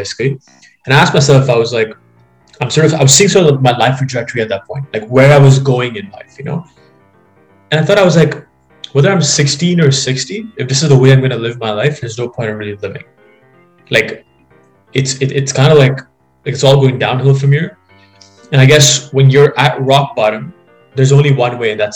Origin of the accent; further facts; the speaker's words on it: Dubai, United Arab Emirates; moved away as an adult; now in London, Canada; basically was born and brought up in Dubai, actually. My family's still over there, and I lived there for the first 18 years of my life before being in Canada for the last 4 years.